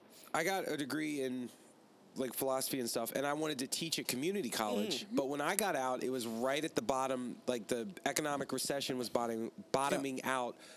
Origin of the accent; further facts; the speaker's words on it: Richmond, Virginia, United States; moved away as an adult; now in Raleigh, United States; I'm from Richmond, Virginia.